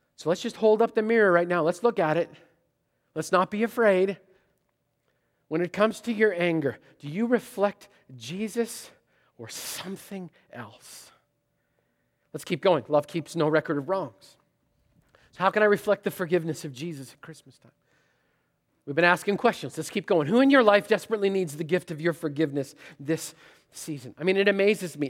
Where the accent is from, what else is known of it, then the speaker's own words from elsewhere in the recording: Canada; moved away; I'm Canadian